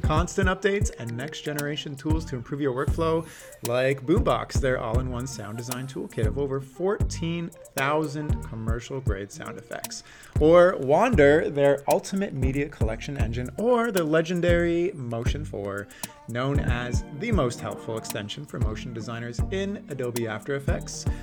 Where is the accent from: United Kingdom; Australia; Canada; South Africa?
Canada; also born or lived in Toronto; as a Canadian who lives in Toronto